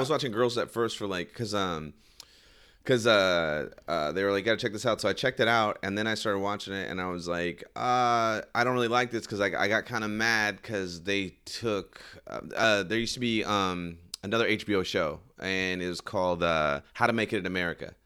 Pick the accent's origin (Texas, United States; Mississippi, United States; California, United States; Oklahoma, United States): California, United States; Sacramento; over here in my hometown.